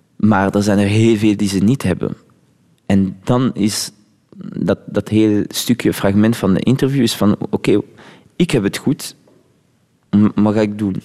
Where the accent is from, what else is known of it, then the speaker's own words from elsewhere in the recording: Flanders, Belgium; first language French; Dutch is a second language; also born or lived in Laguna Beach, United States / Morocco (roots); Ik ben Vlaming en ik ben hier opgegroeid